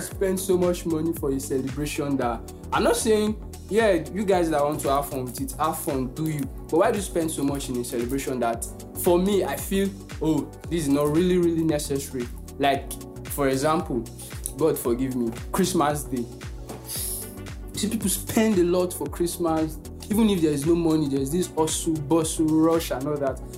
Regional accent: Nigeria; accent: Nigerian English; English is a second language; English language is not my first language. I'm in Nigeria and I speak Nigerian a, English

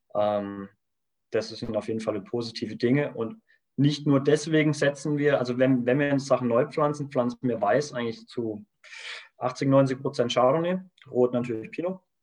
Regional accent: Kaiserstuhl, Baden-Württemberg, Germany; wir kommen vom Kaiserstuhl, das heißt, wir sind ganz aus dem Süden, Südbaden

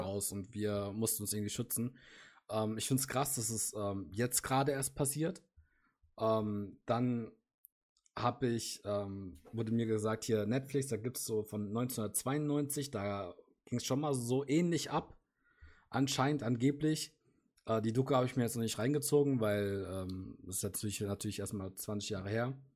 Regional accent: Germany; für uns als Deutsche

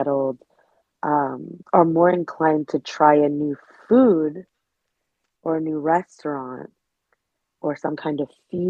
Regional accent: New York City, New York, United States; I grew up in New York City

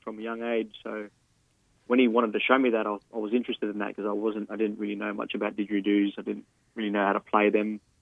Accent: Cairns, Queensland, Australia; also born or lived in Mount Isa, Queensland; I didn't really grow up in Mount Isa. I was born in Cairns, so I spent a lot of time in Cairns, but then I was back and forth throughout my years

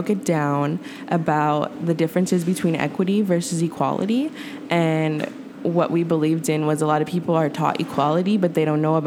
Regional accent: Oakland, California, United States; growing up in Oakland

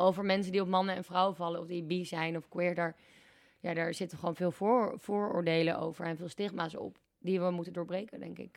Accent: Amsterdam, North Holland, Netherlands; moved away as an adult; also born or lived in Groningen; in Amsterdam, waar ik vandaan kom

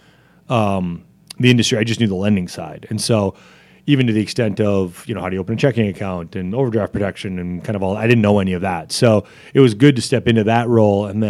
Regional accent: Janesville, Wisconsin, United States; when I was growing up in Janesville

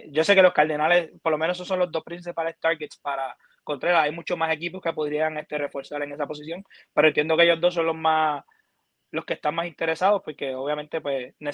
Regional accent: Puerto Rico; como boricua a, uno, a nosotros también nos duele

